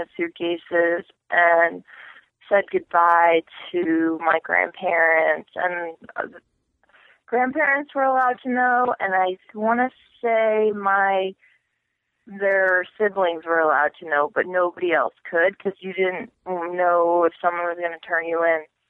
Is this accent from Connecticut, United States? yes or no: yes; Madison, Connecticut, United States; also born or lived in Poland / Texas; I was raised in Connecticut, actually. So, like, small, small town Connecticut in a place called Madison